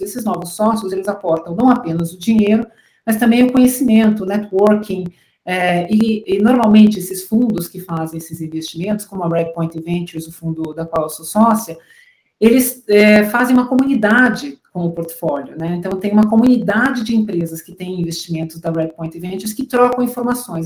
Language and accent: Portuguese; Curitiba, Paraná, Brazil; moved away as an adult; also born or lived in São Paulo; Eu sou de Curitiba